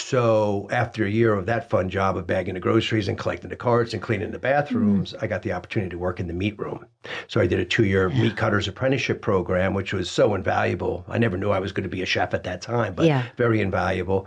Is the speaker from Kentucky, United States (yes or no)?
no; Morristown, New Jersey, United States; I was born in Morristown, New Jersey.